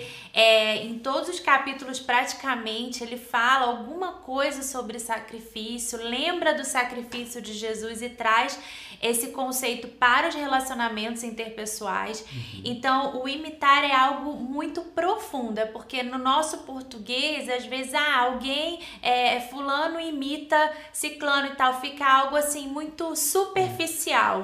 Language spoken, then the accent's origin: Portuguese; Rio de Janeiro, Brazil; also born or lived in Nova Iguaçu; Eu sou do Rio de Janeiro, nasci em Nova Iguaçu, cresci na capital, Jacarepaguá, Tijuca